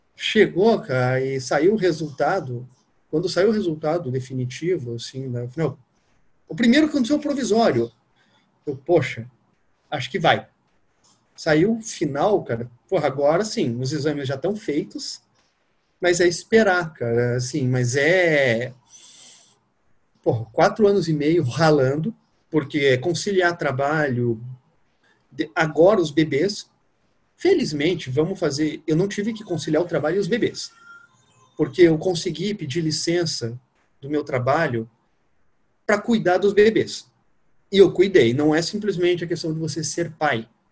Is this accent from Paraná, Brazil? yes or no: yes; Curitiba, Paraná, Brazil; moved away as an adult; also born or lived in Rio de Janeiro; now in Brasília, Brazil; Sou nascido em Curitiba, moro em Brasília.